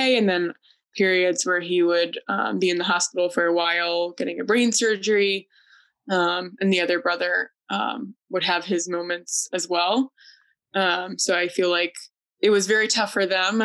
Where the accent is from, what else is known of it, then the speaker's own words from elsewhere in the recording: Connecticut, United States; I am from Connecticut and I work as a registered nurse